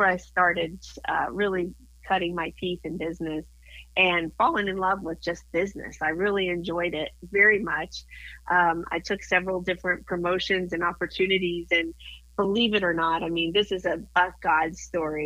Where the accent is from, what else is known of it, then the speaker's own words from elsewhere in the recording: Moscow, Kansas, United States; moved away; My hometown was 300 people in that Moscow, Kansas, and I had a total, get ready, of 7 in my graduating class